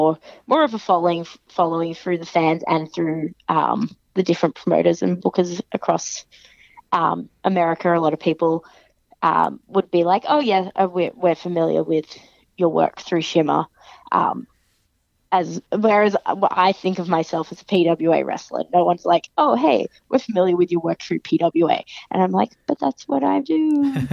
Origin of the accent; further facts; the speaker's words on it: Australia; I'm Australian